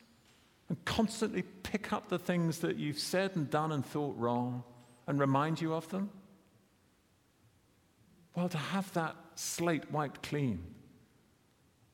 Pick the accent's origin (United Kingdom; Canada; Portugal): United Kingdom; I'm a British citizen